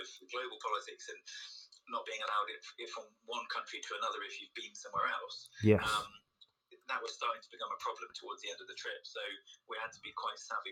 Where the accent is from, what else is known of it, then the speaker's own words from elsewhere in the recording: United Kingdom; being British